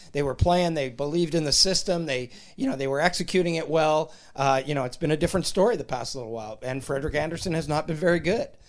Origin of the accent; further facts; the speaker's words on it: Sudbury, Ontario, Canada; I'm from Sudbury